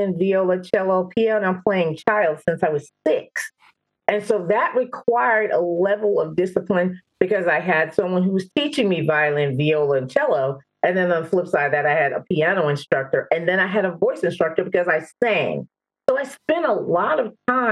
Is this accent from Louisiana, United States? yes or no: yes; Louisiana, United States; moved away as an adult; I'm originally from Louisiana